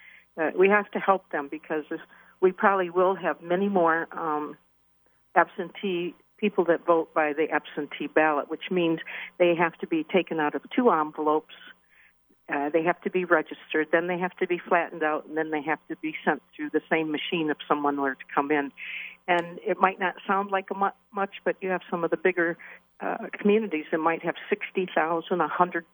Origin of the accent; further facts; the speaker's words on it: Waterford, Michigan, United States; I was born and raised in Waterford and just sold my childhood home 2 years ago